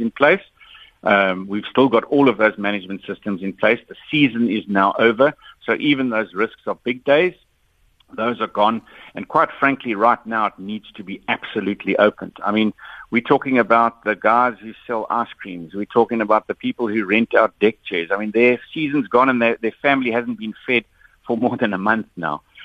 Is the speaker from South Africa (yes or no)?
yes; South Africa; I'm a South African